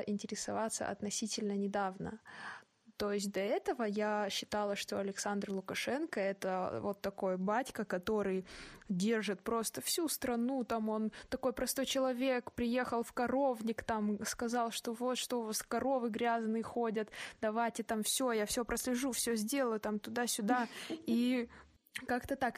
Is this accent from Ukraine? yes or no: no; Kazakhstan